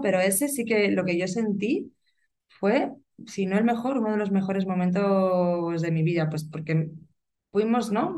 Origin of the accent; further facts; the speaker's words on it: Burgos, Castile and León, Spain; soy de Burgos y vivo aquí